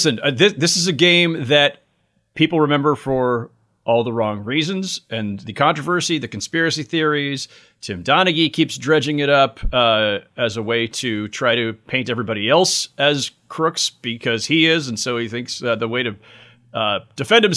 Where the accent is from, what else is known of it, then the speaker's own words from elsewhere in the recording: California, United States; moved away as an adult; now in New York, United States; I'm a Californian by birth, and, you know, I'm still out there for the entire 90s.